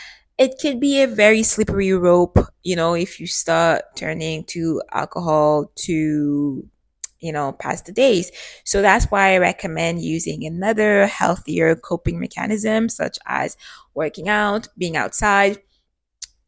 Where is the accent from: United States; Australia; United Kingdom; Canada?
Canada; Growing up in Canada